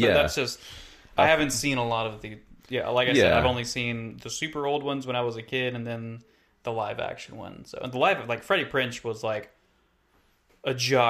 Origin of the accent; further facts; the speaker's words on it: the South, United States; I grew up in the South.